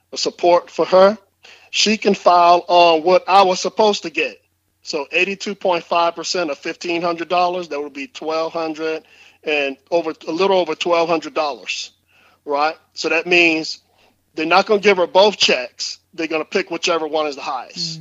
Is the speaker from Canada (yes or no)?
no; New Orleans, Louisiana, United States; growing up in New Orleans